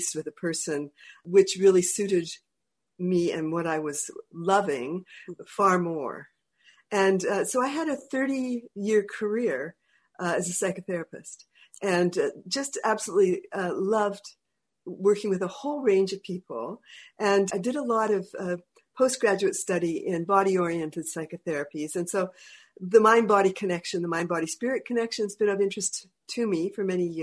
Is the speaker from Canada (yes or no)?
yes; Northern Vancouver Island, British Columbia, Canada; moved away; the North Island connection, Kwatsino area. And I loved it up there. I loved growing up in the mountains and the woods